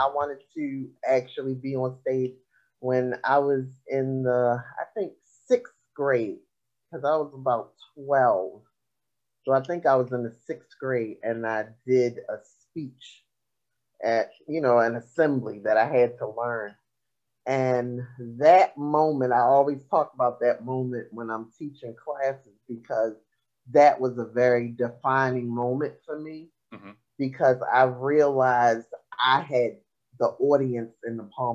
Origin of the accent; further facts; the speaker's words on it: Baltimore, Maryland, United States; I am from Baltimore